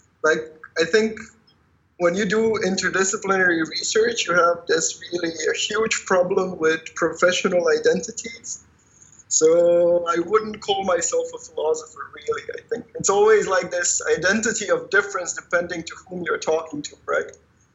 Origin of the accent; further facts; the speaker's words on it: Croatia; moved away as an adult; also born or lived in Netherlands; I come from Croatia, so from how they nowadays call it, the Western Balkans.